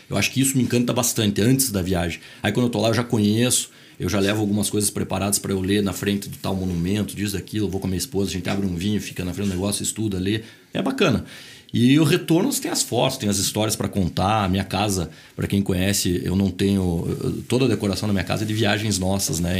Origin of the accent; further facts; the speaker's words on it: Curitiba, Paraná, Brazil; also born or lived in Boston, United States; Nasci em Curitiba, minha família inteira de Santa Catarina. É, estudei em colégio marista